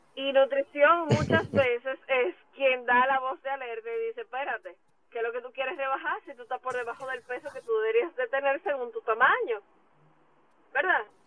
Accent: Dominican Republic; como dominicanos

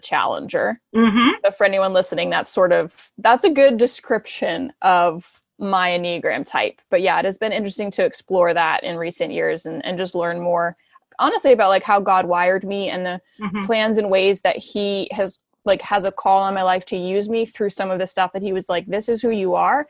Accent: New Hampshire, United States; I grew up in New Hampshire. I'm a New Hampshire girl.

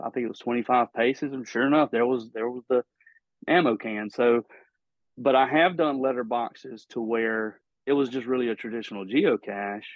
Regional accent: Mississippi, United States; my home state you know mississippi

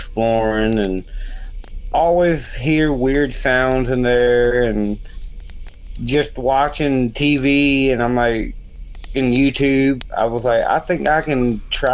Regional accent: Lynchburg, Virginia, United States; also born or lived in Gretna, Virginia; From Virginia. I was born in Lynchburg, Virginia. And I live up there in Gretna, Virginia now

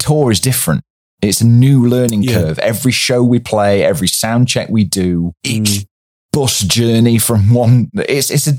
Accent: Derbyshire, East Midlands, United Kingdom; I'm originally from Derbyshire

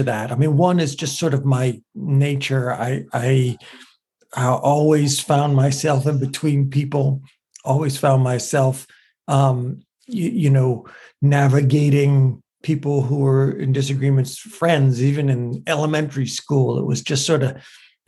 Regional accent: United States; I love being an American, and I love being a Lebanese American.

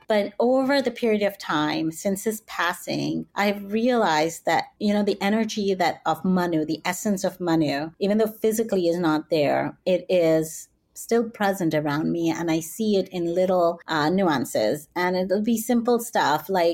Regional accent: Calgary, Alberta, Canada; also born or lived in Oklahoma; now in New York, United States; here I was in my hometown of Calgary

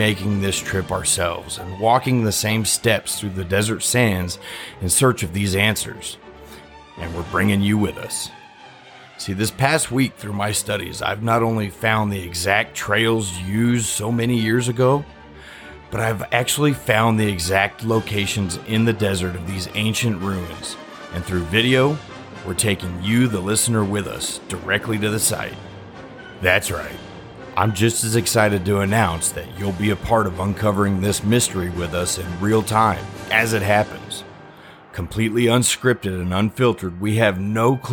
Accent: El Paso, Texas, United States; also born or lived in New Braunfels, Texas; I was born and raised in El Paso

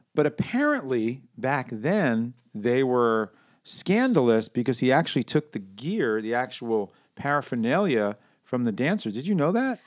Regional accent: New York, United States; I'm from New York

